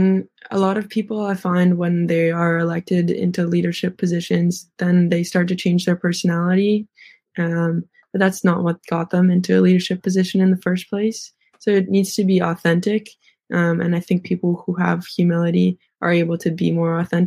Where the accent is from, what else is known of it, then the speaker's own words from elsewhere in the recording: Victoria, British Columbia, Canada; I'm from Victoria